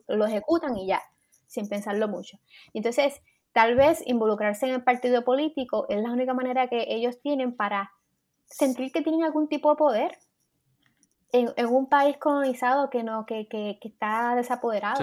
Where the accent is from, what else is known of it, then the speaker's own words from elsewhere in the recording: Puerto Rico; nosotros pensamos como boricuas